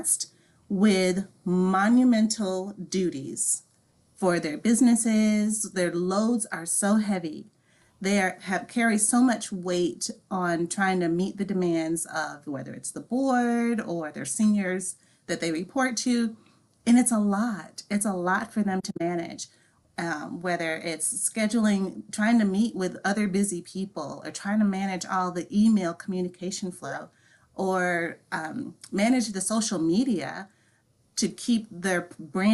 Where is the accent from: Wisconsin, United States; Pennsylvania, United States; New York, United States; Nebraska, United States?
Wisconsin, United States; I actually grew up on a farm in Wisconsin in an Amish community.